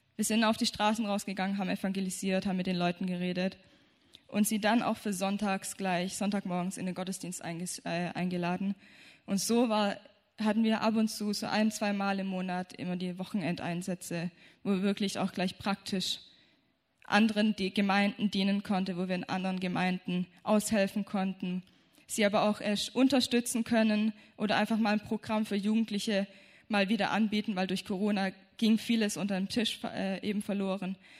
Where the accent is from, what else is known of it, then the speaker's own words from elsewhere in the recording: Germany; wir kommen aus Deutschland